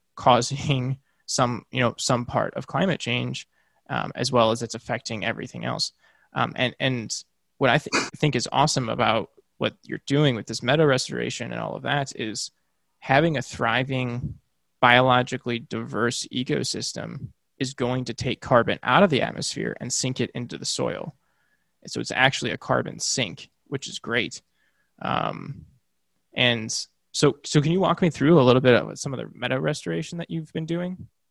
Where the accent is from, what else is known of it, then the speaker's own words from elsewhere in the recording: Midwest, United States; I'm from the Midwest, and I grew up. I, I lived for several years, like surrounded by cornfields.